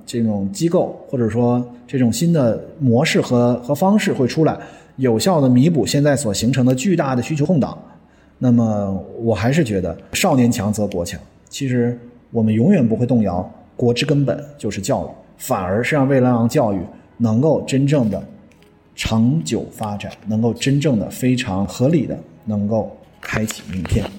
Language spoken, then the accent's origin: Chinese; China; 我们中国人